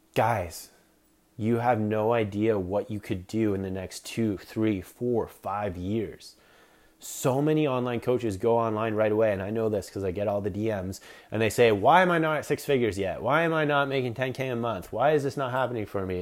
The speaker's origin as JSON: {"language": "English", "town": "Collingwood", "region": "Ontario", "country": "Canada", "tie": "born or raised there", "said": "Small town called Collingwood, Ontario"}